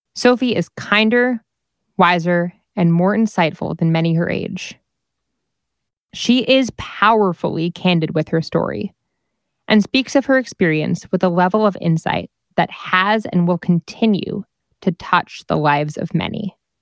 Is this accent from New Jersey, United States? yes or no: yes; New Jersey, United States; My home state